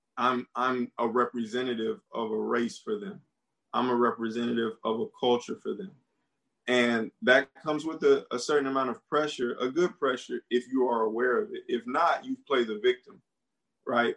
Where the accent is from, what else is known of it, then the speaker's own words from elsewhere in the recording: United States; moved away as an adult; also born or lived in Beijing, China / Georgia; I'm American